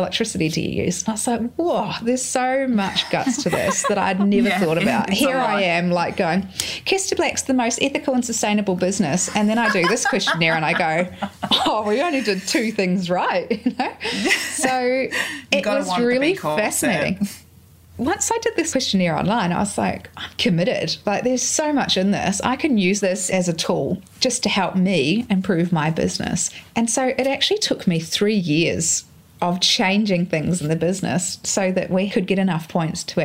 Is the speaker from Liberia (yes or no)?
no; New Zealand; now in Australia; I grew up in New Zealand beside a lake.